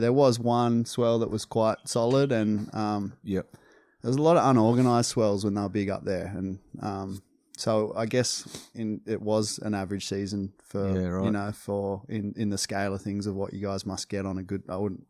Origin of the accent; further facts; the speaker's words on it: Maclean, New South Wales, Australia; born there; I was born in McLean Hospital. It's just a 15, 20-minute drive from where I live now.